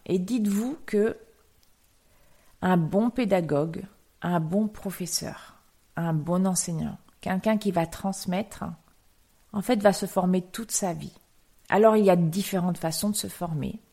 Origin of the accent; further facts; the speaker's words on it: France; en tant que Français